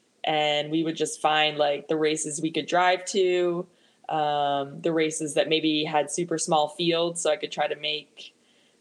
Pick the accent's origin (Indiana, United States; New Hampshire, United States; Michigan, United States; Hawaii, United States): New Hampshire, United States; moved away as an adult; also born or lived in San Jose, California; my home state of New Hampshire